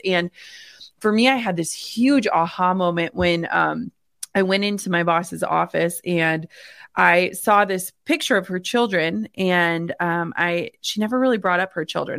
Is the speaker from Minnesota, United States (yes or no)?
yes; Minnesota, United States; I grew up in the Midwest in small town Minnesota.